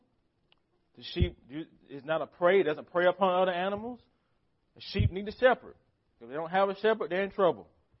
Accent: United States; As American Christians

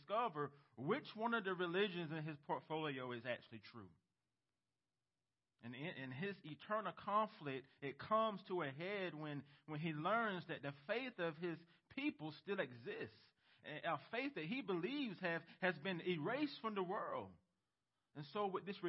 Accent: United States; as American Christians

